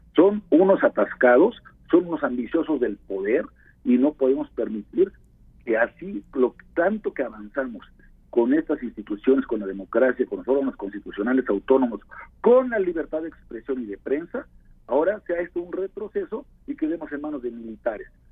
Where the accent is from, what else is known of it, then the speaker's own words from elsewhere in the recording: Puebla, Mexico; como poblano comprometido que soy